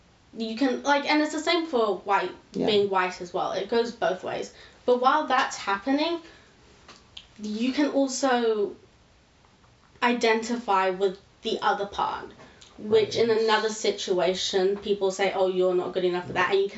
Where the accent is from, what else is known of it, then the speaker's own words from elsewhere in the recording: India; I'll find a group of Indian people who will completely accept the fact that I'm Indian.